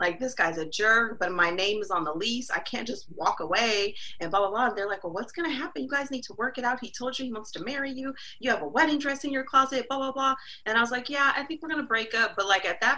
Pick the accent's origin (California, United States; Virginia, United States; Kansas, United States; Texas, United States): California, United States; Los Angeles; Born and raised in Los Angeles.